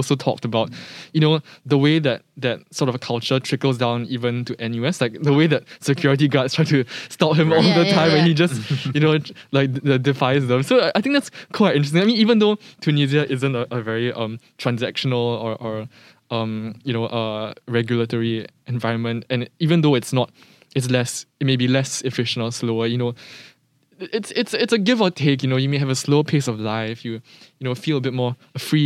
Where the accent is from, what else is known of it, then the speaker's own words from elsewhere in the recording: Singapore; as a Singaporean, you know, who has always been taught, like, the five national values and stuff like that, it's and it was always lived my whole life here